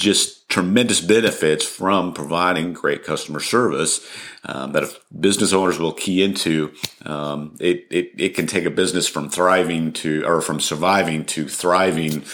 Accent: Colorado, United States; moved away as an adult; also born or lived in Dallas, Texas / New Mexico; now in Argyle, United States; I was actually born and raised in Colorado

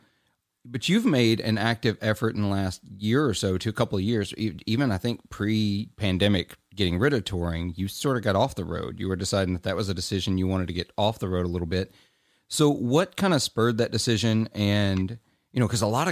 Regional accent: Clarksdale, Mississippi, United States; growing up in the Mississippi Delta, like I did, I heard Delta blues

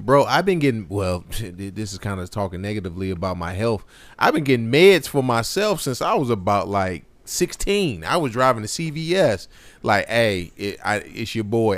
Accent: Martinsville, United States; growing up in Martinsville, maybe Drew, uh, so for the listeners who don't necessarily know this, me and Drew grew up in the same, um, same city, same county

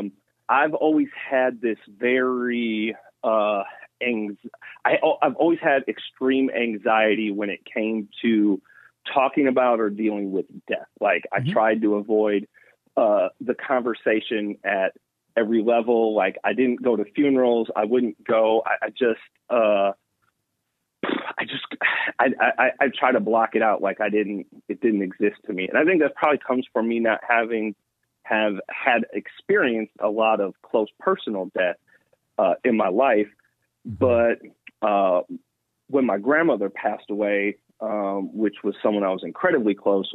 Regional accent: Milwaukee, Wisconsin, United States; now in Atlanta, United States; I'm from Milwaukee

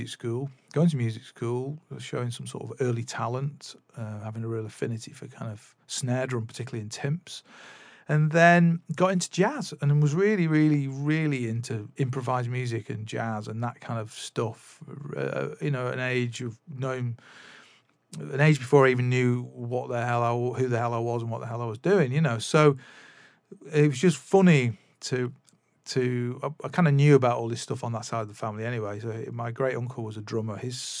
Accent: Manchester, North West England, United Kingdom; the other side of Manchester from where we ended up growing up in Swinton, which was where I was born, but I didn't grow up there.

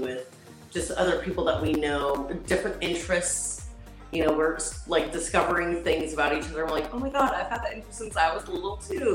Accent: Reno, Nevada, United States; I'm from Reno, Nevada

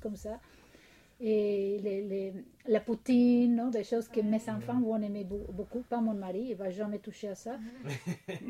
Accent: Mexico City, Mexico; first language Spanish; French is a second language; moved away as an adult; now in Quebec, Canada; je viens du Mexique, de la ville de Mexico

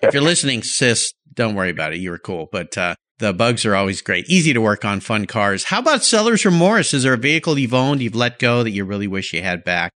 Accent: just north of San Diego, Southern California, United States; I grew up in Southern California

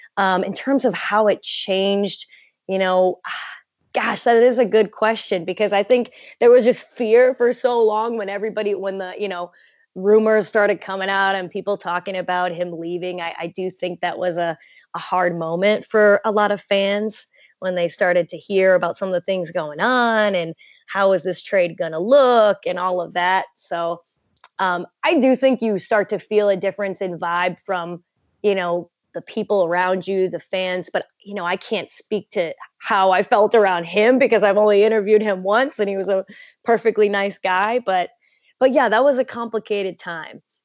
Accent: south of Chicago, a small town in Illinois, United States; moved away as an adult; also born or lived in Indiana; my hometown is a small town in Illinois, south of Chicago. And so I grew up watching Chicago sports

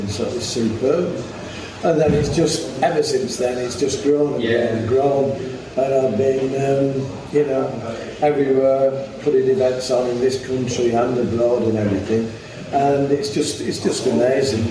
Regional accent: Wigan, North West England, United Kingdom; I was born and bred in Wigan

